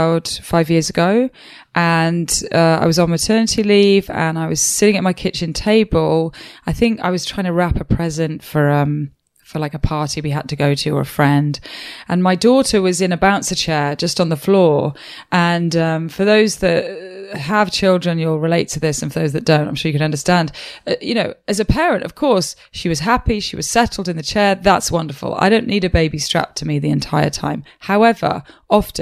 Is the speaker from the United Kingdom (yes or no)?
yes; Wales, United Kingdom; I'm from Wales.